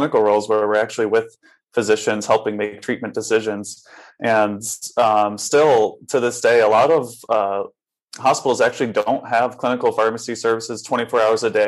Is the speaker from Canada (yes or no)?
no; Connecticut, United States; moved away as an adult; also born or lived in Boston / Houston, Texas / Tucson, Arizona; now in Rochester, United States; Originally, I'm from Connecticut